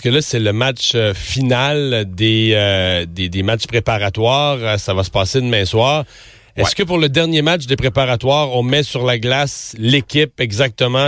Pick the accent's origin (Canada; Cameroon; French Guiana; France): Canada; Rimouski, Quebec